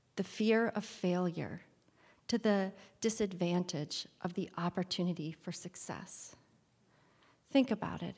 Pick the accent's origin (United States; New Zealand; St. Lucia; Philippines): United States; Kalkaska, Michigan; I'm a girl from Calcasica, Michigan. I grew up there in the eighties primarily